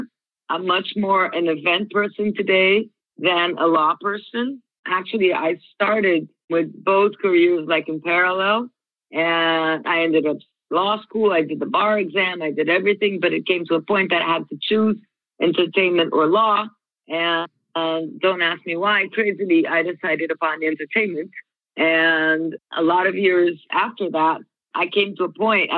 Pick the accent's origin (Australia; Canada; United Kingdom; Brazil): Brazil; now in Orlando, United States; I am from Brazil and I'm currently living in Orlando.